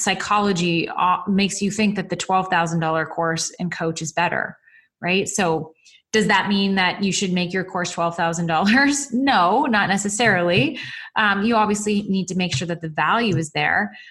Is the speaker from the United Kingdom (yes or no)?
no; Canada; I'm a Canadian